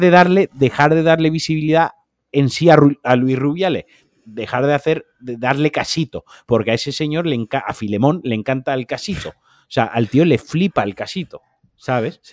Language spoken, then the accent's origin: Spanish; Valencia, Valencian Community, Spain; now in Málaga, Spain; yo siendo valenciano, de Soca y eh, habiendo nacido en Valencia y habiendo sido paellero en Valencia.